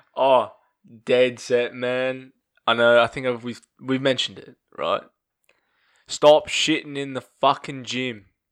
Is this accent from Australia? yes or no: yes; Australia; we don't drink Fosters.